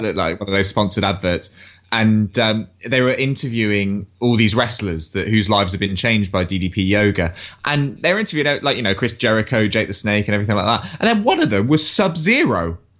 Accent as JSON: {"language": "English", "region": "England", "country": "United Kingdom", "said": "being English"}